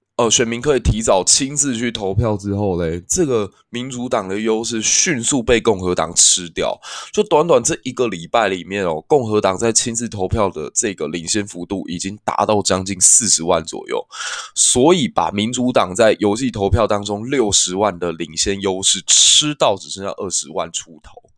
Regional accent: Kaohsiung, Taiwan; 我的故乡高雄

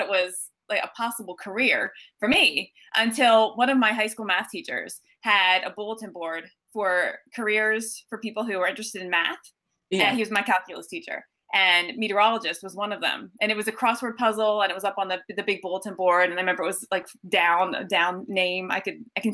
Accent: Collegeville, Pennsylvania, United States; I grew up actually in Collegeville, which is a suburb of Philly

